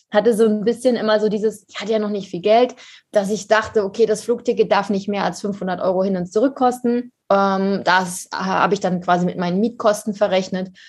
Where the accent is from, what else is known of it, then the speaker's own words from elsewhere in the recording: Harz, Germany; Also ich komme aus dem Harz ursprünglich.